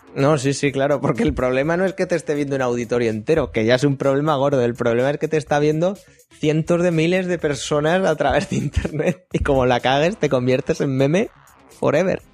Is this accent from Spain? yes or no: yes; Spain; nosotros que somos de España